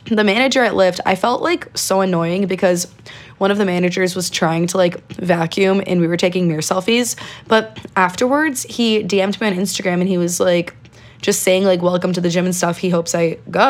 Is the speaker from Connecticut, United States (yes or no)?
yes; Connecticut, United States; I am from Connecticut. I do live here.